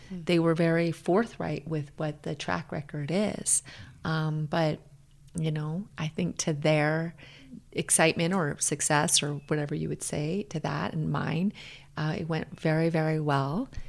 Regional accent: Hawaii, United States; moved away as an adult; now in Denver, United States; I grew up in Hawaii. A lot of people think I'm from Denver. I'm not. I'm from Hawaii.

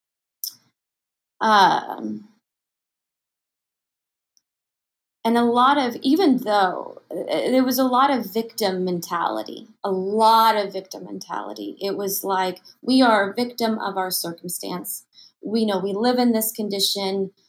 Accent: Tomball, Texas, United States; moved away; I'm from Tomball, Texas

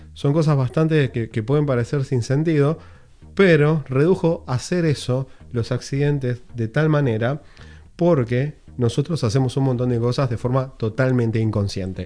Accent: Uruguay; now in Los Angeles, United States; vivo en Los Ángeles, Estados Unidos, soy uruguayo

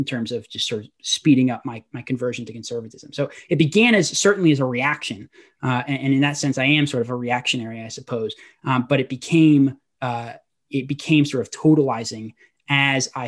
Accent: Portland, Oregon, United States; I was raised in Portland, Oregon

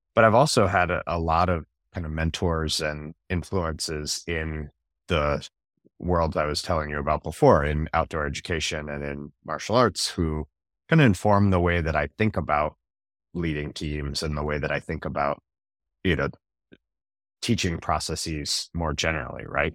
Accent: North Carolina, United States; I grew up in North Carolina

